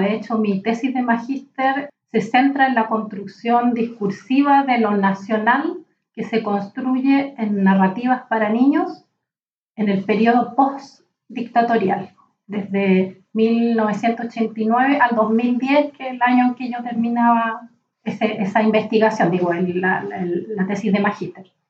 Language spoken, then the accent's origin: Spanish; Chile